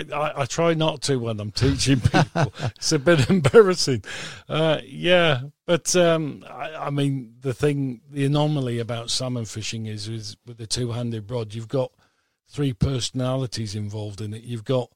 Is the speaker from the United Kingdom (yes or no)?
yes; Cheshire, North West England, United Kingdom; I'm originally from Cheshire.